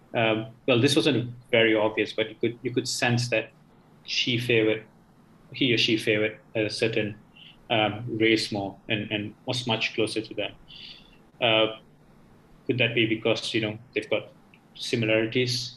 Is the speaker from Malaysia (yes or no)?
yes; Malaysia; I've been through local school my whole life, uh, from primary up to secondary